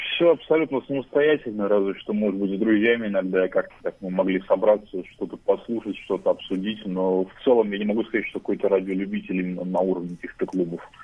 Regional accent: Saint Petersburg, Russia; из Санкт-Петербурга, мне 23 года

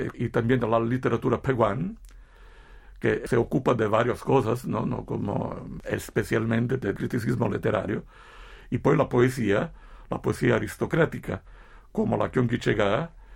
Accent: Italy; Como italiano

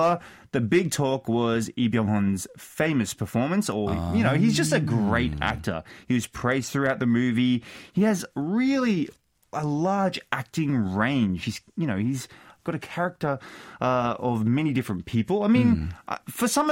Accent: Brisbane, Queensland, Australia; moved away as an adult; now in South Korea; I am from Australia. I grew up in Australia. I did a lot of my schooling in Australia.

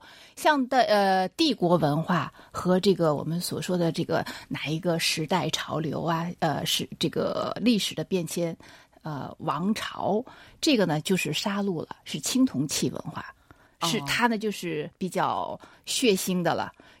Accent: China; 我们中国人

